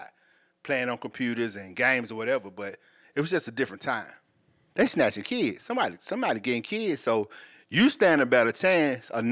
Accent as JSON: {"language": "English", "town": "Atlanta", "region": "Georgia", "country": "United States", "tie": "born or raised there", "said": "I'm from Atlanta, Georgia also. West Side, to be exact."}